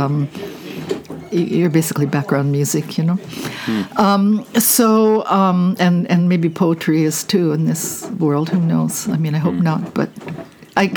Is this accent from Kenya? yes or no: no; Canada; moved away as an adult; also born or lived in New York; I'm a Canadian